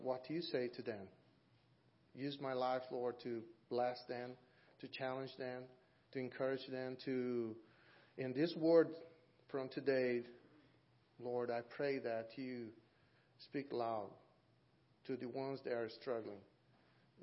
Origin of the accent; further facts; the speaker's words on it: Brazil; moved away as an adult; now in Auburn, United States; I'm from Brazil